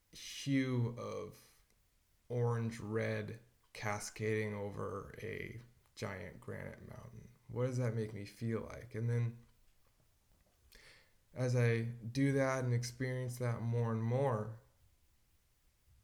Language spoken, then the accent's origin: English; Washington, United States; growing up in Washington